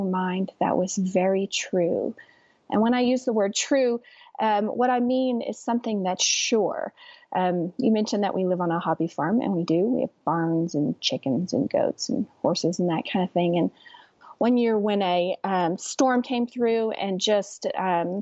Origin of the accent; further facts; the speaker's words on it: West Texas, United States; I'm from West Texas too